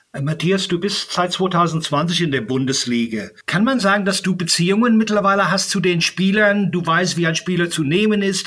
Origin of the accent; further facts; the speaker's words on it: Ireland; moved away; Ich bin in Irland aufgewachsen